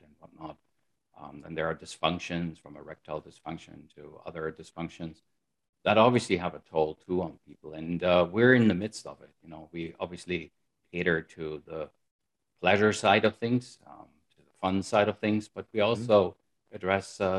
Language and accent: English; Germany; moved away as an adult; also born or lived in United States; I'm originally from Germany. That's where I pretty much grew up